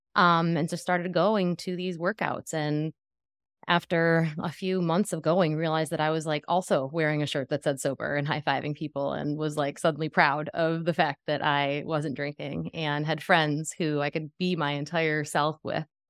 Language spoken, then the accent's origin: English; Western New York, United States; now in Tampa, United States; I currently live in Tampa, Florida, I'm from Western New York